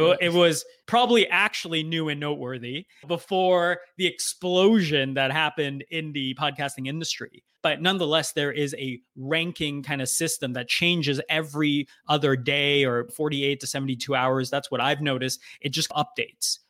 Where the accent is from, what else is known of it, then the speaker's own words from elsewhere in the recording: United States; also born or lived in Canada; I grew up in the U S